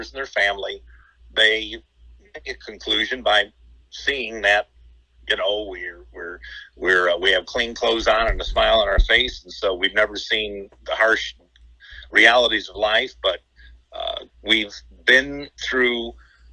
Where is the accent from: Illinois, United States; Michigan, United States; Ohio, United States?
Michigan, United States; Detroit; I grew up in the Detroit area